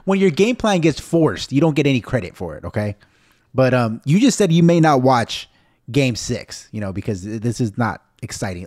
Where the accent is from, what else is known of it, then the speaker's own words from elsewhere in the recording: United States; even though I'm Mexican American, I'm so American